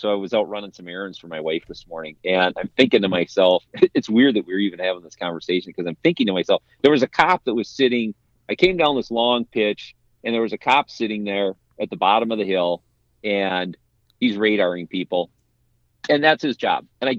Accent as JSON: {"language": "English", "region": "Midwest", "country": "United States", "tie": "born or raised there", "said": "as a kid growing up in the Midwest, that had a very, very different view of a very oppressive culture."}